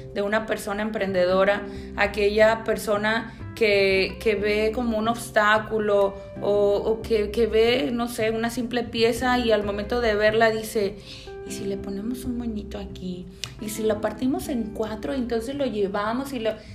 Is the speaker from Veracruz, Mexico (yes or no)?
no; Puerto Vallarta, Jalisco, Mexico; soy de Puerto Vallarta, ¿verdad? Pata salada, soy de aquí